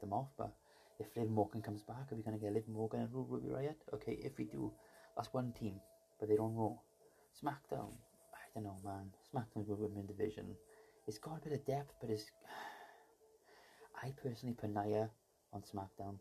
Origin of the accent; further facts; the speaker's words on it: Welsh, Wales, United Kingdom; me being Welsh.